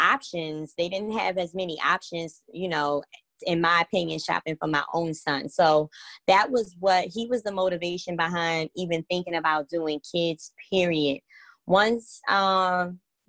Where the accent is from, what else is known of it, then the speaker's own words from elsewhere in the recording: New York City, New York, United States; moved away as an adult; now in Baltimore, United States; I'm from the Bronx, New York, born and raised